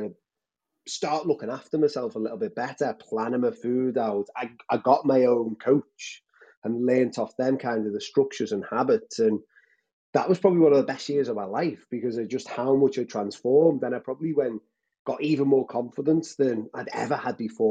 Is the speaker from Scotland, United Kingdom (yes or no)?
no; Liverpool, North West England, United Kingdom; I'm based in Liverpool. Lived here all my life